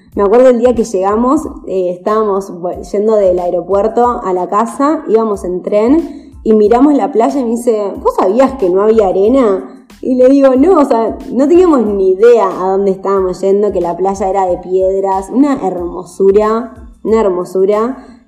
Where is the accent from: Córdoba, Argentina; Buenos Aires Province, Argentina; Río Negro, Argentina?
Buenos Aires Province, Argentina; Chascomús; moved away as an adult; yo soy de Chascomús, de provincia de Buenos Aires.